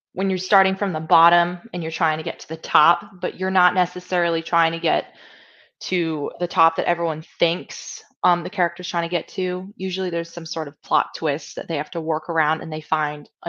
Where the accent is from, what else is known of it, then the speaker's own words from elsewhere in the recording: Georgia, United States; moved away; I'm from the South, so I'm from Georgia originally